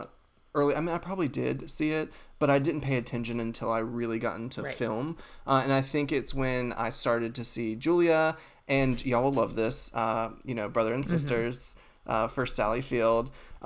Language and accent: English; North Carolina, United States; I grew up in the South, even though, you know, North Carolina, in a very small town, you know, grew up Southern Baptist.